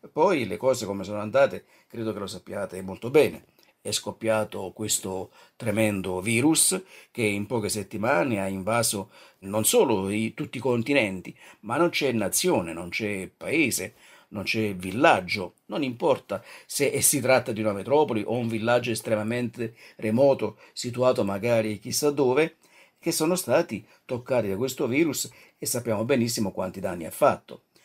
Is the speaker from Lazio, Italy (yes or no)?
no; Naples, Campania, Italy; now in Colle di Val d'Elsa, Italy; Non sono un toscano prosangue, eh, sono originario di Napoli, e come dicevo abito qui ormai da, da, più di 30 anni, 34 anni